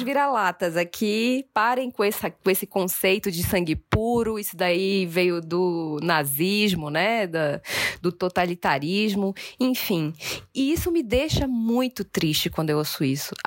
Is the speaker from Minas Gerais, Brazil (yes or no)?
no; Belém, Pará, Brazil; moved away; also born or lived in Northeast Brazil; Eu sou do Pará